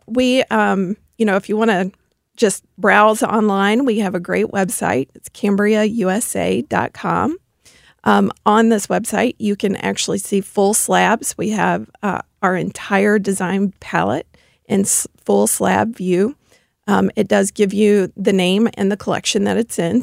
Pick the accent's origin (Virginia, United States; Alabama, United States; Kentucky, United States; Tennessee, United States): Tennessee, United States; Memphis; now in St. Louis, United States; I do come from Memphis, Tennessee, so I'm a Southern girl at heart